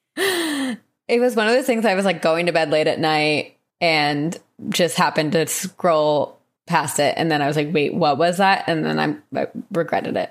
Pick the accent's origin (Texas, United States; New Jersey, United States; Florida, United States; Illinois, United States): New Jersey, United States; moved away; I did, however, go back to my home state